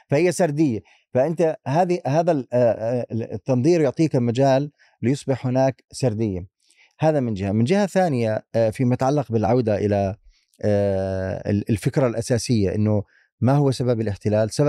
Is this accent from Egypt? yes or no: no; Palestine; لا تتعلق بنا آه، كفلسطينيين